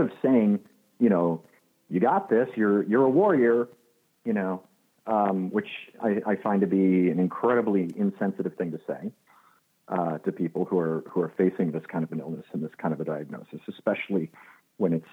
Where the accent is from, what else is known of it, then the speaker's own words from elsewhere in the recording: Illinois, United States; now in Los Angeles, United States; I grew up in Illinois.